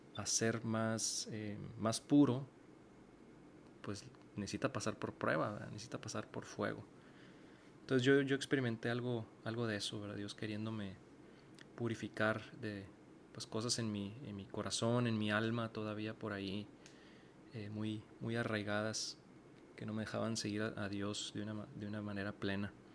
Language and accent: Spanish; Mexicali, Baja California, Mexico; moved away as an adult; now in Monterrey, Mexico; yo soy originario de Mexicali, Baja California y tengo ya varios años viviendo en la ciudad de Monterrey